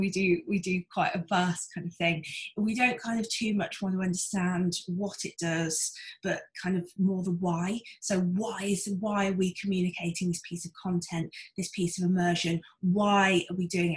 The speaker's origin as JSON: {"language": "English", "town": "Wolverhampton", "region": "West Midlands", "country": "United Kingdom", "tie": "born or raised there", "moved": "as an adult", "lives_now": "London, United Kingdom", "said": "I grew up in Wolverhampton, which is in the middle of Wolverhampton in Shropshire."}